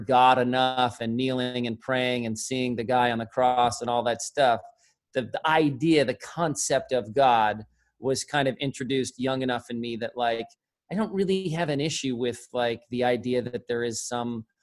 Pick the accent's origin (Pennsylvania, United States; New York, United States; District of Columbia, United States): New York, United States; I'm a kid from New York